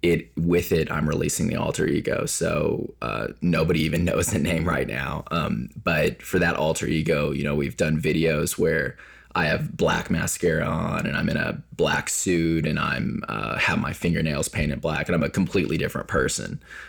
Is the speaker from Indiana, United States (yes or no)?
yes; Indiana, United States; I did. I grew up in Southern Indiana, but my grandmother was full Japanese.